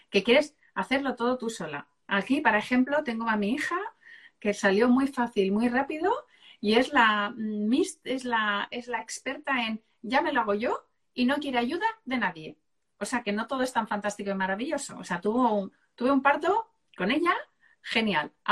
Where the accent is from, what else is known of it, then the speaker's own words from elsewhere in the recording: Seville, Andalusia, Spain; yo soy de Sevilla.